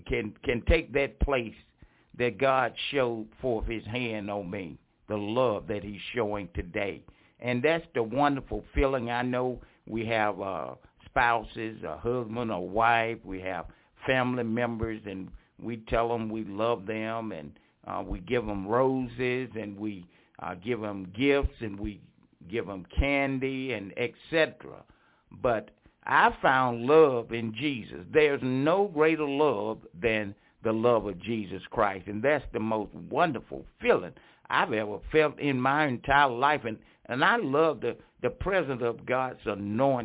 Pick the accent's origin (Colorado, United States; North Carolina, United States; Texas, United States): North Carolina, United States; Franklinton; 6762 Highway 56 West in Franklinton, North Carolina, my hometown